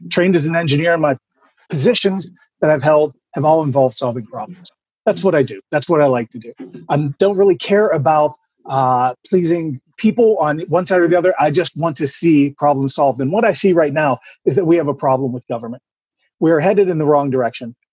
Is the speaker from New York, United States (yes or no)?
no; Pittsburgh, Pennsylvania, United States; I'm a guy from Pittsburgh, Pennsylvania.